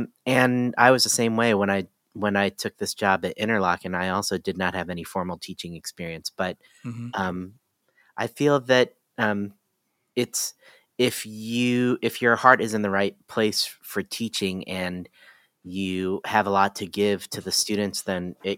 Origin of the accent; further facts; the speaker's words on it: Ohio, United States; also born or lived in Washington, D.C.; No, I was born in Washington, D.C., but I grew up in Ohio.